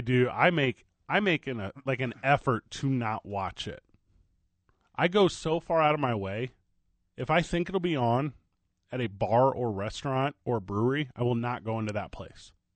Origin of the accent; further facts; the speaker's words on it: Midwest, United States; now in New Mexico, United States; I'm from the Midwest